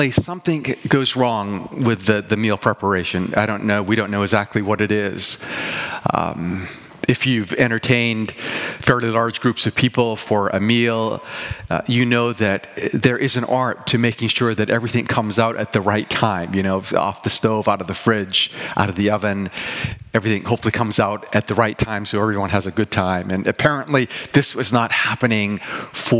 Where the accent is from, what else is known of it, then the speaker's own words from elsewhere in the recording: Vancouver, British Columbia, Canada; being a Vancouverite.